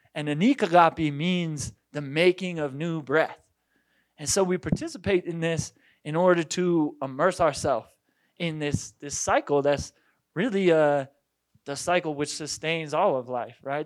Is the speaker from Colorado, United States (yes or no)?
yes; Boulder, Colorado, United States; I was born and raised, uh, in, in Boulder, Colorado